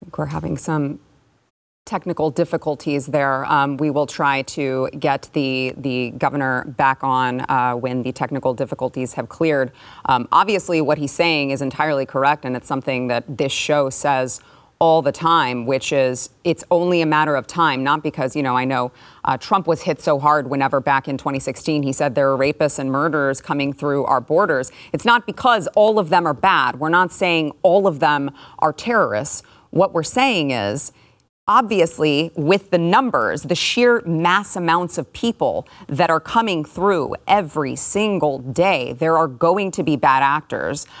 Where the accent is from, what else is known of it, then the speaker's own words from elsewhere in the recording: Texas, United States; as a Texan